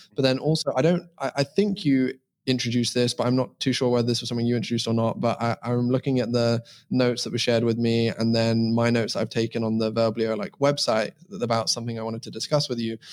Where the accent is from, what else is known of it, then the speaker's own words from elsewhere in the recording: England, United Kingdom; now in Estonia; I'm originally from England. You can probably tell that I live in Estonia now